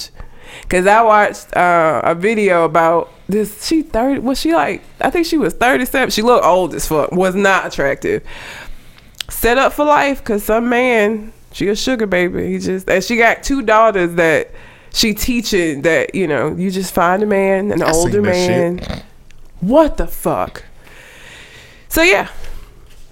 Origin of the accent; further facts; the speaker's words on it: Talladega, Alabama, United States; That is my hometown